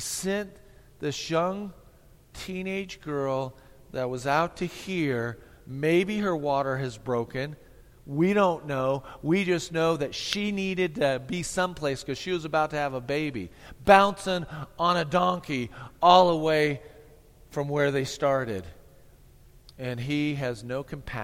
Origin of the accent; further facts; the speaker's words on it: Missouri, United States; moved away; Tammy and I, we came from Missouri, town of 4,500